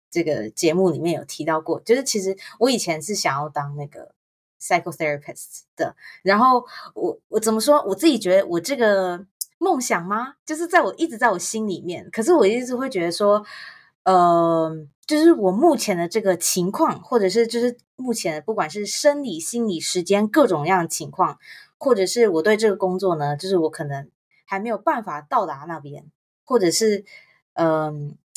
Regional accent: Taiwan; moved away; 我是台湾长大

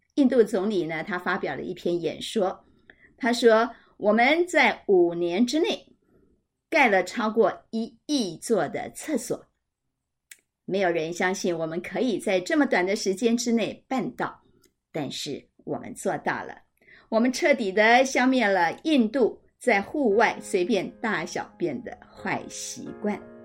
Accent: Taipei, Taiwan; 身为台北人，我非常地幸福

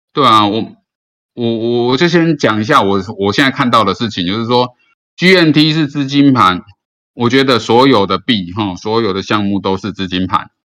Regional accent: Taiwan; 我身为一个台湾人

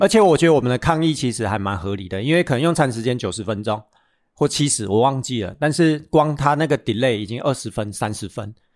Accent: Taichung, Taiwan; 我们台中人

